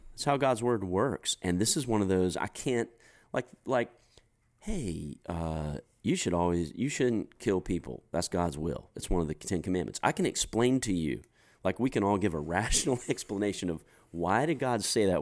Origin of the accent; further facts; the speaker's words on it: United States; as an American guy